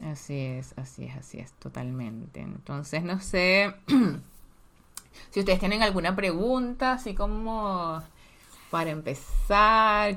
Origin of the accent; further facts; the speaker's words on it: Petare, Miranda, Venezuela; nacimos en Petare, o sea, en la, en la zona más pobre, casi que de Venezuela